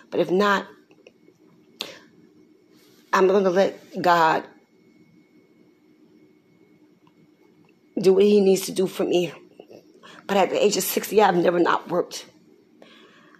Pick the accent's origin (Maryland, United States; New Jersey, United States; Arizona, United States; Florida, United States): New Jersey, United States; Newark; I was born November 14, 1962, in a hospital downtown in Newark, New Jersey